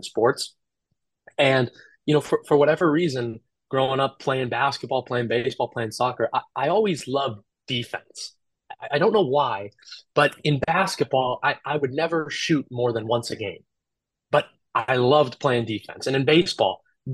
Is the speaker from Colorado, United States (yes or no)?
yes; Colorado, United States; moved away as an adult; now in Omaha, United States; He actually was my goalkeeper coach when I was growing up in Colorado